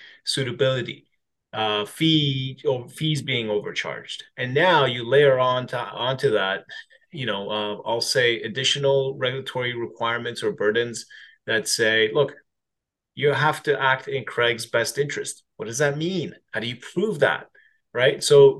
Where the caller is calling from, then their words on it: Toronto, Ontario, Canada; Beautiful Toronto, Canada.